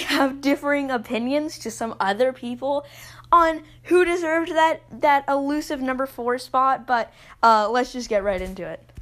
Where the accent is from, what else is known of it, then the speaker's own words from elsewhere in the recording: Texas, United States; I'm from Texas